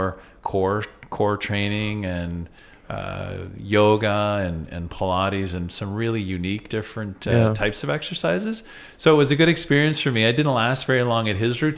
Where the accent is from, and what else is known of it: Canada; born or raised there